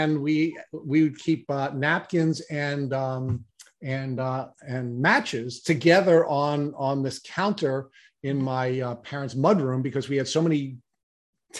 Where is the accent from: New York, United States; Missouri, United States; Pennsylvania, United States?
New York, United States; Long Island; when we have more than two Long Islanders on our podcast, we give a trigger warning because we are going to butcher the English language